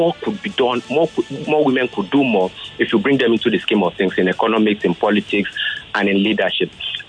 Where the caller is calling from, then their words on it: Nigeria; I'm calling from Amoa, Duffy.